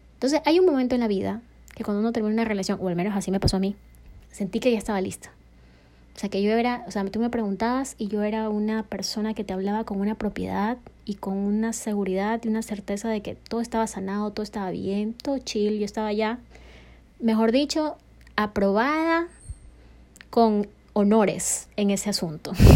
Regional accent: Ecuador; also born or lived in New York; estoy en mi país, estoy en Ecuador

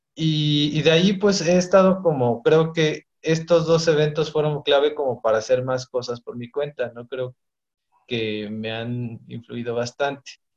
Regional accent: Ixtapaluca, State of Mexico, Mexico; yo soy este, de Ixtapaluca, del Estado de México.

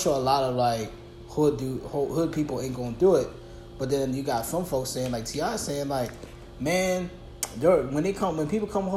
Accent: New Jersey, United States; I'm not from New York, I'm from Jersey.

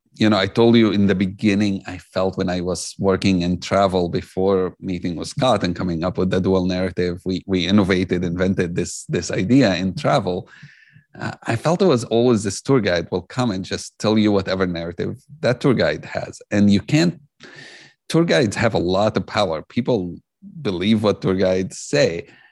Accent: Jerusalem, Palestine; I grew up in Jerusalem. I'm Palestinian

